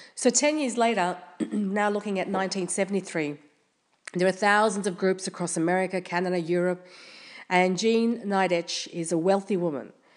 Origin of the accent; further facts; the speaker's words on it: Australia; I'm from Australia